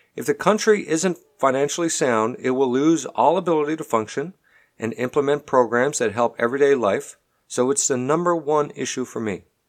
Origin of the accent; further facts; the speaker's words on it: Canada; now in Texas, United States; I'm a Canadian, And while I live here, pay taxes here, employ people here, I unfortunately don't get to vote here.